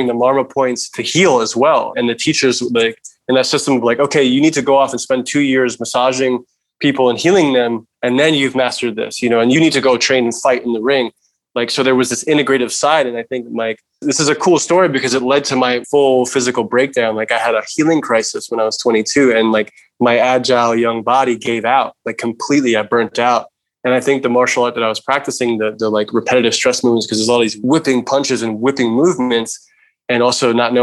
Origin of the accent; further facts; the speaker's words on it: New York, United States; As a male growing up in New York, I was involved with gangs and graffiti and all these things.